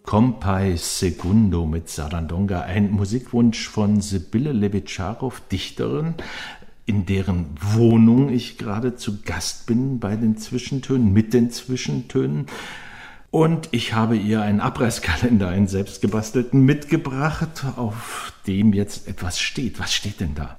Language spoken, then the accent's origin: German; Swabia, Germany; moved away; ich bin in Schwaben aufgewachsen, meine ganze Schulzeit als Nike-Schmeckter